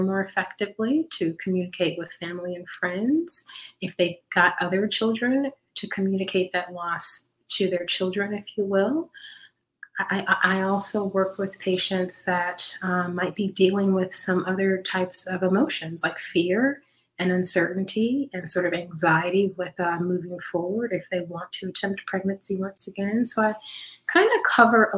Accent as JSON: {"language": "English", "region": "Midwest", "country": "United States", "tie": "born or raised there", "said": "I was born and raised in the Midwest"}